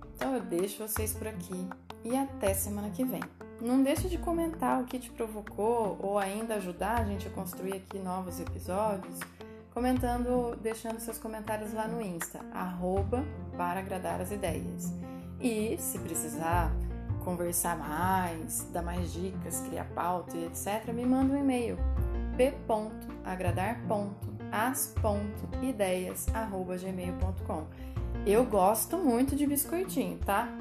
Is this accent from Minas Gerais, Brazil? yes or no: yes; Minas Gerais, Brazil; now in São Paulo state, Brazil; como boa mineira